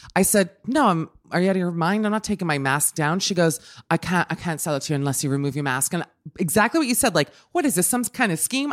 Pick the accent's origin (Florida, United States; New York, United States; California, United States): Florida, United States; Miami; moved away; I grew up in Miami, a big driving town